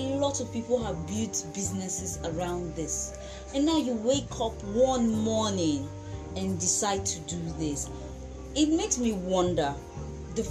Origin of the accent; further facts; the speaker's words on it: Nigeria; We as Nigerian youth